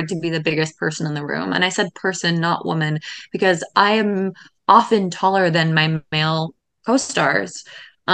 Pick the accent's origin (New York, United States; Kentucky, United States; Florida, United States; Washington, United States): Washington, United States; Seattle; moved away; I grew up in Seattle